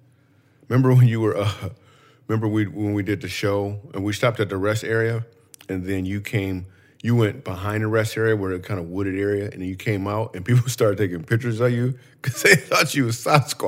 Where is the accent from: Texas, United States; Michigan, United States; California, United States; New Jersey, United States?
Michigan, United States; I grew up in Michigan.